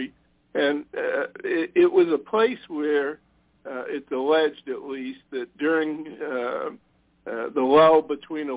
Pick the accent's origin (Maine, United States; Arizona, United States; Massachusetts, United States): Massachusetts, United States; Boston; moved away; I'm originally from Boston.